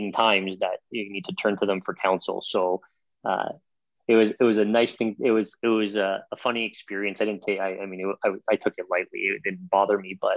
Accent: Toronto, Ontario, Canada; growing up in Toronto

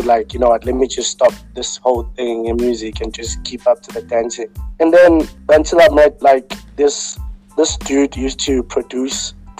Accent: Johannesburg, Gauteng, South Africa; also born or lived in West Rand; is a kid from Alexandra. For those who actually know me, know which I grew up in Alexandra before I moved in the West End.

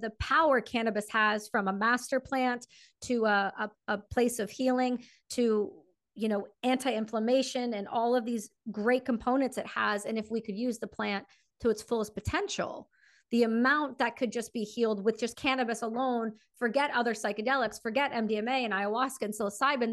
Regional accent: Canada; me being Canadian

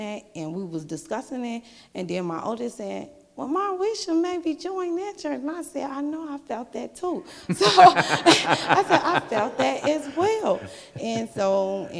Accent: Indiana, United States; moved away; I'm from Indiana

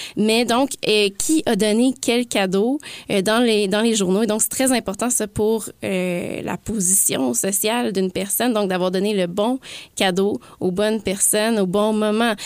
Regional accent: Sainte-Mélanie, Quebec, Canada; les Telliers sont originaires de Sainte-Mélanie, mon village natal

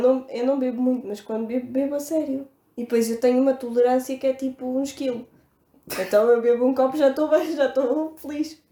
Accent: Faro, Algarve, Portugal; nós somos de Faro

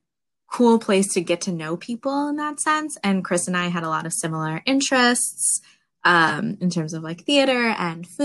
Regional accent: Ottawa, Ontario, Canada; moved away as an adult; now in New York City, United States; I grew up in Ottawa, Ontario, Canada

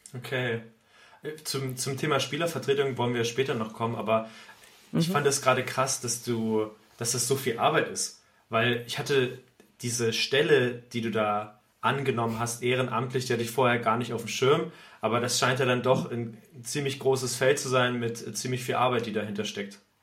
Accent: Thuringia, Germany; now in Lübeck, Germany; ich komme vom Dorf aus Thüringen

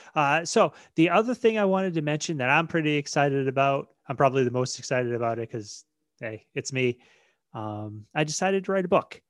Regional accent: Maine, United States; I was born and raised in Maine

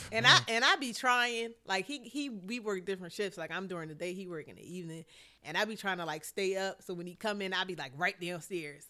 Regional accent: Philadelphia, Pennsylvania, United States; I'm from West Philly

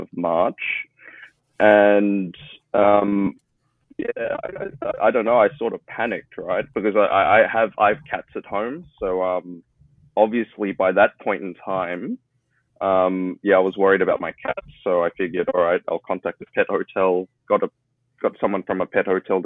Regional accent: Melbourne, Victoria, Australia; now in Shanghai, China; I'm originally from Melbourne, Australia

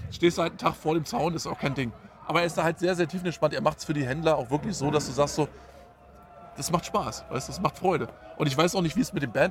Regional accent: Friesack, Brandenburg, Germany; das Hauptding ist natürlich, dass das hier meine alte Heimat ist. Ja. Ich bin ja hier groß geworden in der Gegend, weißt du?

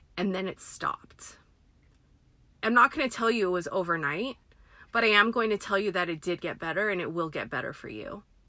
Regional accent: United States; I am Filipina American. My parents were born in the Philippines, came here in their 20s and they in like 81 and started their family here

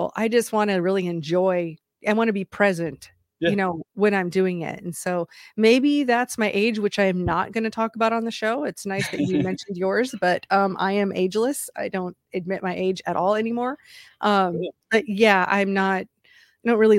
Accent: Waterloo, Iowa, United States; also born or lived in Idaho; now in North Carolina, United States; I grew up in Waterloo, Iowa

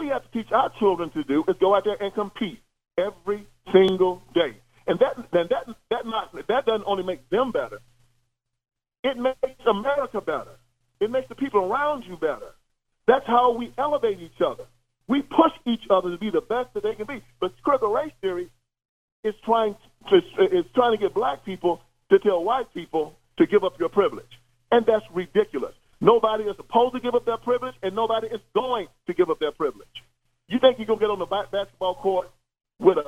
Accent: the South, United States; me and you both are from the South

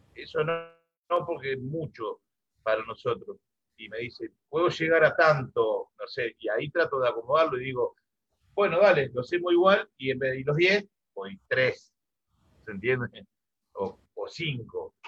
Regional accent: Laguna Paiva, Santa Fe, Argentina; moved away; yo soy, vengo de Santa Fe, del litoral, del costado del río, me crié ahí

